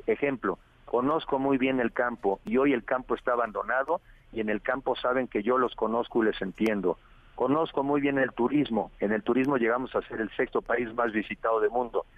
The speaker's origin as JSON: {"language": "Spanish", "country": "Mexico", "said": "soy mexicano"}